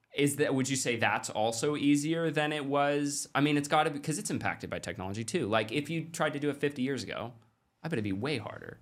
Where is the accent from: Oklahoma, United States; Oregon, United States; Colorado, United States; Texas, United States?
Oregon, United States; Klamath Falls; I grew up in Klamath Falls, Oregon, which is, like, thirty thousand people.